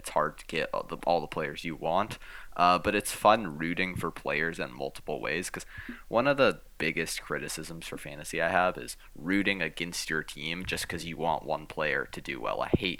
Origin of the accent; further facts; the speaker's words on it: Vancouver, British Columbia, Canada; I always have a thing where I'm not going to go against my hometown team. Like, for whatever reason, I'll pick the Canucks.